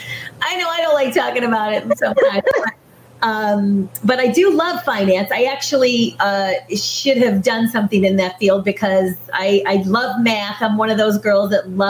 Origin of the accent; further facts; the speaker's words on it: Michigan, United States; I was born and raised in Michigan. So I'm a Michigander